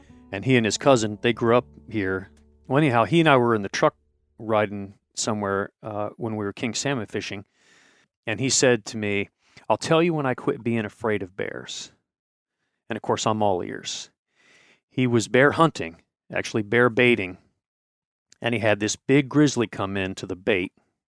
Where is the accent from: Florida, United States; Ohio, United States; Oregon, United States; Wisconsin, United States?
Ohio, United States; I am originally from Ohio, but I tell everyone that I've lived as many places as 10 people.